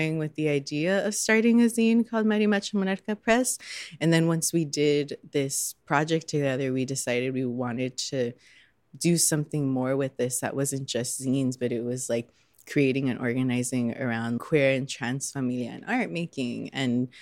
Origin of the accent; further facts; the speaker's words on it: Southeast Los Angeles County, California, United States; moved away as an adult; now in Chicago, United States; I'm actually from Southeast Los Angeles County, but I moved here in 2015.